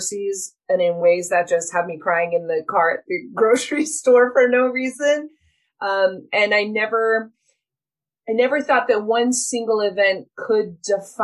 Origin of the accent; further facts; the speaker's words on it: Utah, United States; I'm born and raised in Utah